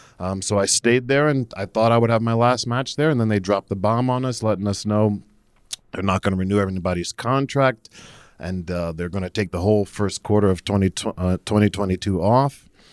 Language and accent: English; New Jersey, United States; I don't know anymore. I'm originally from New Jersey.